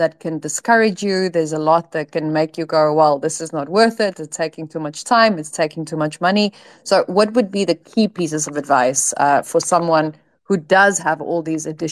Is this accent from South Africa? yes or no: yes; South Africa; moved away; I'm from South Africa